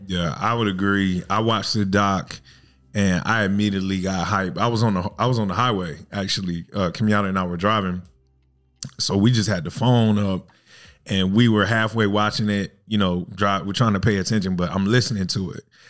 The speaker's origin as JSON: {"language": "English", "town": "Fayetteville", "region": "North Carolina", "country": "United States", "tie": "born or raised there", "moved": "yes", "lives_now": "Daytona Beach, United States", "said": "I live right here in Daytona Beach, but I was born and raised in Fayetteville, North Carolina"}